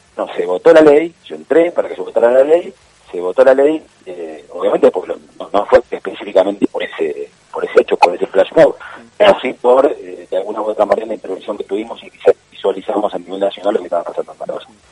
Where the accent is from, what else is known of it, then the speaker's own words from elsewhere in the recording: Balcarce, Buenos Aires Province, Argentina; moved away as an adult; now in Buenos Aires, Argentina; soy de Balcarce